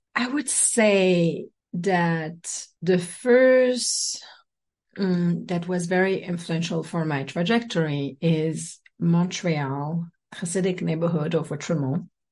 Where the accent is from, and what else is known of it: French Guiana; born or raised there; moved away; also born or lived in south of France